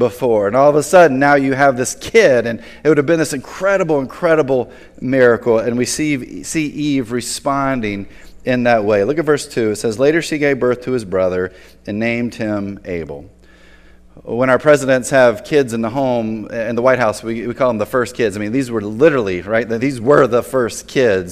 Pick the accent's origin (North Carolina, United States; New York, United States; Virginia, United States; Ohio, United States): North Carolina, United States; Tobacco Road; growing up in Tobacco Road